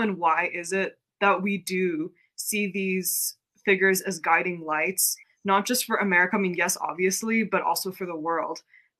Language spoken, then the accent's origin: English; United States; being Korean American, I think it was a very profound journey actually, like coming up in this country a certain way, like being taught to think and to know Korea a certain way.